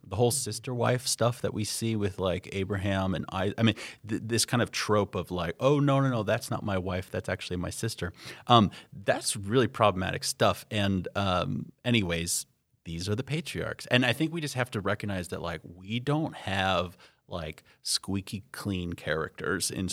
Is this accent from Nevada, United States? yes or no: yes; Las Vegas, Nevada, United States; moved away as an adult; also born or lived in Southern California; now in Upper Midwest, United States; I'm from Las Vegas uh, originally, so I like to say that my sense of what's normal uh, and mundane is calibrated to Las Vegas